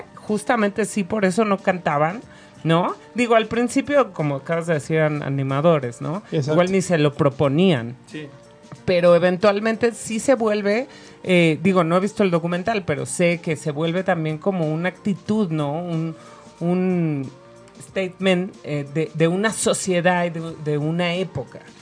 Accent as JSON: {"language": "Spanish", "country": "Mexico", "said": "soy mexicana"}